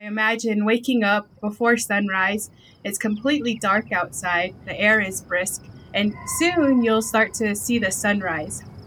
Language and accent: English; Navajo Nation, United States; growing up on the Navajo Nation, I grew up in a semi-arid to arid location